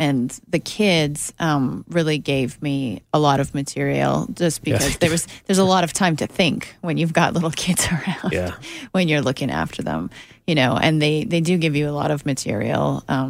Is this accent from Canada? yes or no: yes; Canada; moved away as an adult; now in Los Angeles, United States; So actually becoming a writer in the States was I knew realistically not an opportunity that I had as a Canadian unless I broke through somehow.